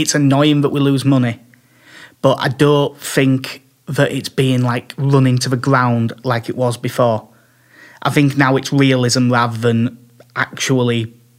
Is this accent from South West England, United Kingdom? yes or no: no; Yorkshire and the Humber, United Kingdom; I'm still a Yorkshireman, damn it.